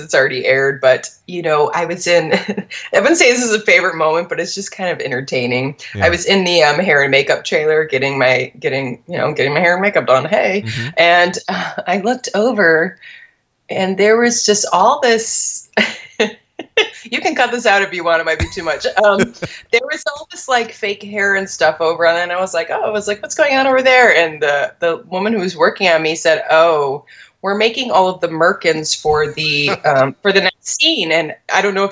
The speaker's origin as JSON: {"language": "English", "region": "Michigan", "country": "United States", "said": "I am from Michigan"}